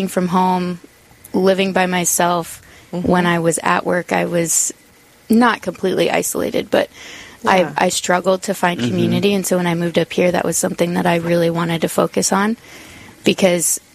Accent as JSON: {"language": "English", "region": "Southeast Iowa", "country": "United States", "tie": "born or raised there", "moved": "as an adult", "lives_now": "Sioux Falls, United States", "said": "I grew up in Southeast Iowa, so I'm a transplant to Sioux Falls"}